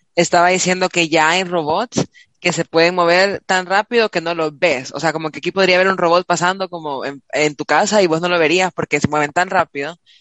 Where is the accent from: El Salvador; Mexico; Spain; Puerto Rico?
El Salvador; nos las regalaron a los salvadoreños